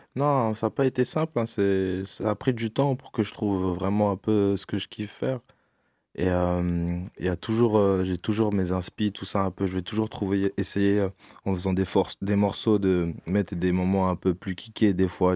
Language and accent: French; Orléans, Centre-Val de Loire, France; moved away as an adult; also born or lived in Bordeaux; now in Paris, France; j'ai quitté Orléans, je suis parti à Bordeaux